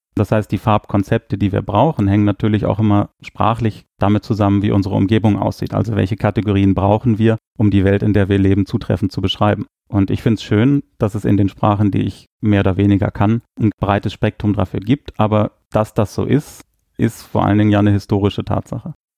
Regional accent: Germany; first language German; moved away as an adult; now in Luxembourg; ich bin Deutscher

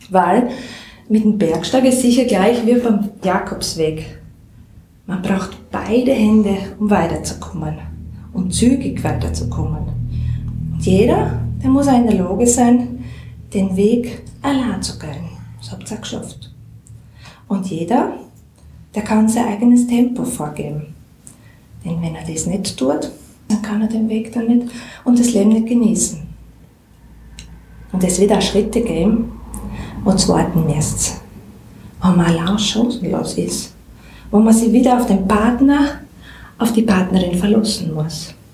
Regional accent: Styria, Austria; accent: Styrian; Wir sagen ja da, wir sind ja keine Burgenländer, wir sagen ja da, wir reden sturmsteirisch.

